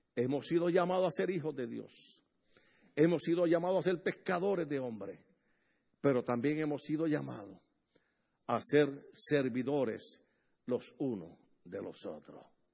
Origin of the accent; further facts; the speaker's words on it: Puerto Rico; accent: boricua; moved away as an adult; also born or lived in Bloomington, California; now in United States; En Puerto Rico usamos una expresión, los puertorriqueños hablamos bien raro